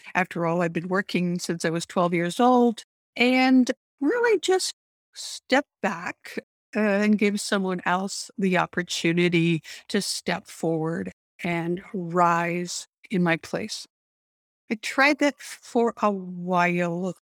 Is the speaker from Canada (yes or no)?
yes; Canada; I grew up in Canada